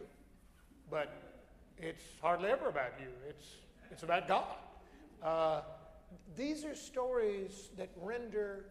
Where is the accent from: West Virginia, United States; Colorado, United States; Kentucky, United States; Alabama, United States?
Alabama, United States; I come from Alabama, which has the highest rate of church attendance